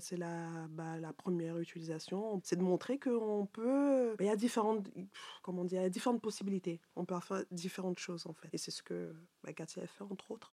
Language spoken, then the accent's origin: French; Cameroon; moved away; moi du Cameroun